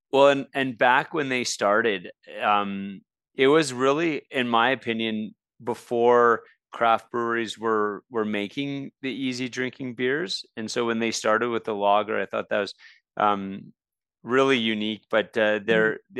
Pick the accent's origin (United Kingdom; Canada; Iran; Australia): Canada; Red Deer, Alberta; I grew up in Red Deer